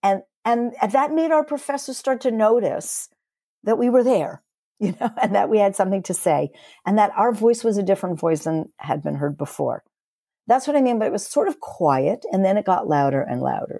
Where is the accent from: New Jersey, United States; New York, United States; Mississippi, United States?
New York, United States; moved away as an adult; now in Toronto, Canada; I'm originally from New York